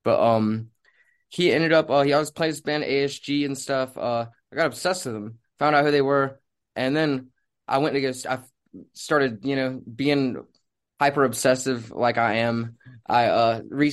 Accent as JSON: {"language": "English", "town": "Rocky Point", "region": "North Carolina", "country": "United States", "tie": "born or raised there", "said": "I grew up in Wilmington, North Carolina, or Rocky Point, like right outside of it"}